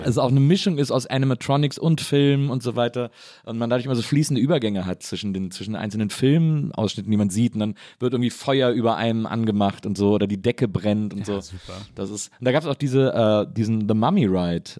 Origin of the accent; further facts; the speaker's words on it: Wesseling, North Rhine-Westphalia, Germany; Also ich komme ja aus Wesselingen